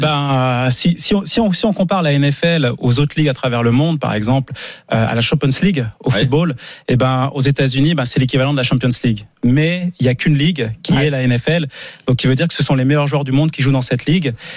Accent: Montreuil, Île-de-France, France; j'ai grandi à Montreuil-sous-Bois dans le 93

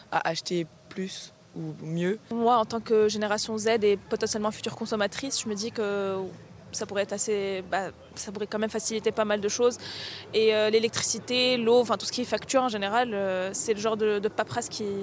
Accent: Tunisia; mais moi, par exemple, je viens de Tunisie et bon, il y a beaucoup de soleil.

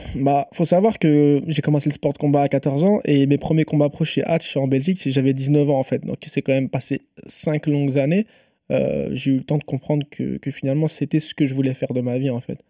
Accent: Nantes, Pays de la Loire, France; je suis nantais, je suis même pas parisien en plus

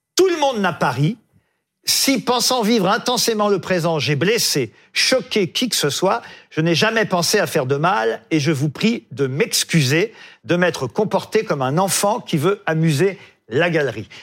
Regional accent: France; chez nous en France

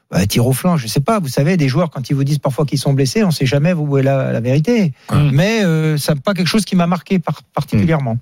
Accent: France; je suis de Rouen

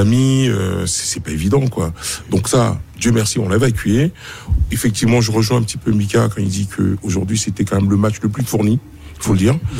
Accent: Côte d’Ivoire; en tant qu'Ivoirien

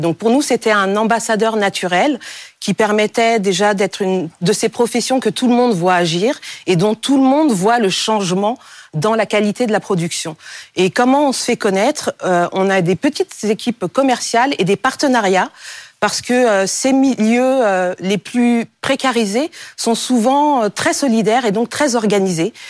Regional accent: Cameroon; au Cameroun, mon pays d'origine

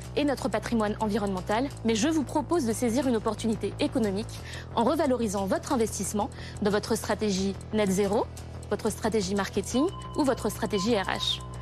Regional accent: Madagascar; J'ai grandi à Madagascar, dans un écrin de paradis.

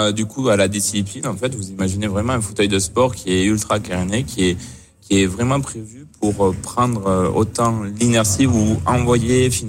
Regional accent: France; avec nos valeurs propres en, en tant que Français et on sait se révolter

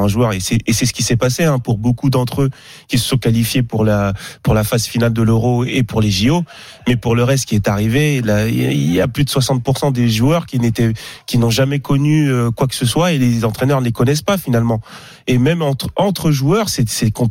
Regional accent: Monaco; Moi, je suis monégasque.

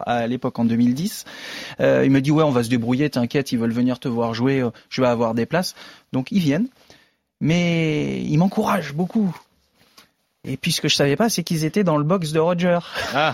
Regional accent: France; en tant que français

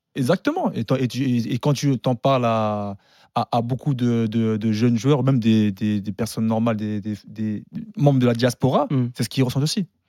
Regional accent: France; on est français, mais on est aussi sénégalais

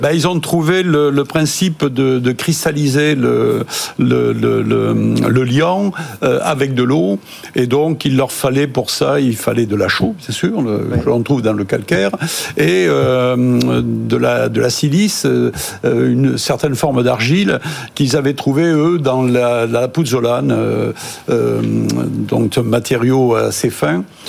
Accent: Toulouse, Occitania, France; moi je suis toulousain donc c'est plutôt la brique

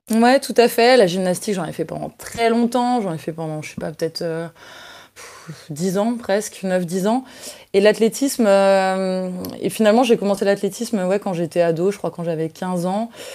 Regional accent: Mâcon, Bourgogne-Franche-Comté, France; je suis née à Mâcon le 16 mars 1993.

